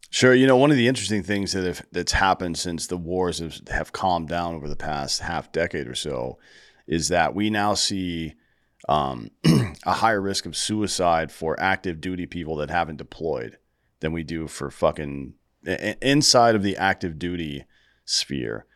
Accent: Greenville, United States; now in Austin, United States; I'm also from Greenville

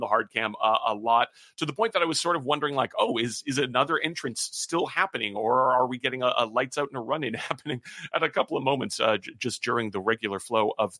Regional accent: Canada; as a Canadian who's never been there

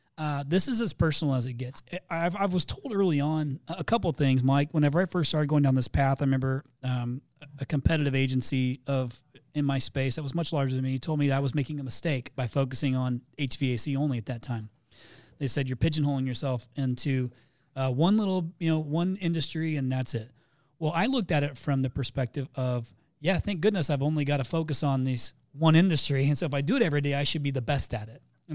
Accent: Canada; Since I'm Canadian, my ask would be interview a Canadian.

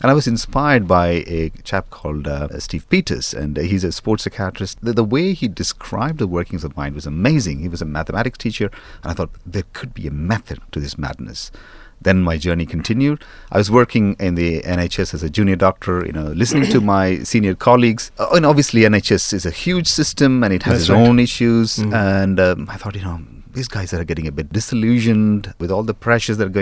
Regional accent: India; moved away as an adult; now in London, United Kingdom; I grew up in India

